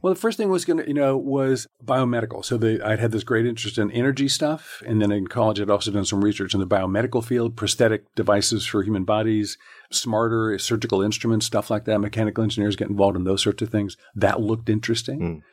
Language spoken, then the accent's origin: English; Southern California, United States; I grew up in Southern California.